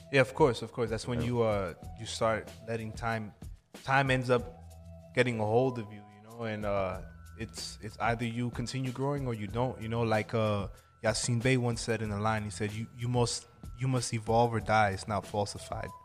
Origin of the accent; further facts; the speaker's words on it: Freeport, New York, United States; also born or lived in Medellín, Colombia; I'm from a town called Freeport, Port Knox, New York